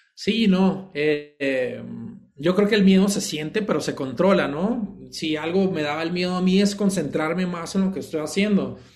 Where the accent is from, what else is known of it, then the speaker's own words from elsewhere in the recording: Sinaloa, Mexico; siendo sinaloense